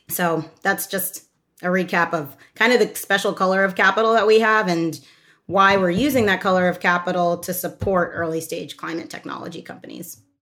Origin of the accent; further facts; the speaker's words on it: Doylestown, Pennsylvania, United States; moved away as an adult; also born or lived in New York / Oxford, United Kingdom; I grew up in the Philadelphia area in a small town called Doylestown, and I was the child of immigrants from Ghana.